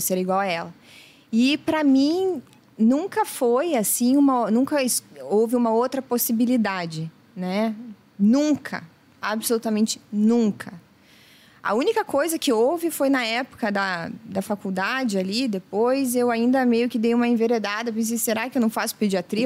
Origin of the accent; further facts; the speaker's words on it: Brazil; Eu sou do Brasil